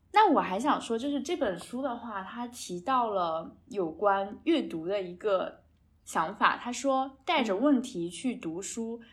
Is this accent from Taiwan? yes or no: no; China; 从我们中国人比较喜欢买房置地